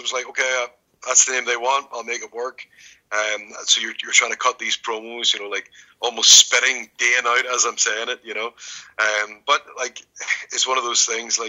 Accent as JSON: {"language": "English", "country": "Ireland", "said": "I'm Irish"}